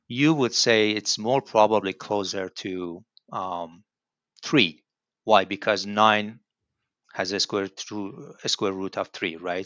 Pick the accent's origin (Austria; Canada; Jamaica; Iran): Iran; Tehran, Tehran Province; moved away as an adult; now in Lincoln, United States; I'm from Iran. Uh, my hometown, I mean, home city is Tehran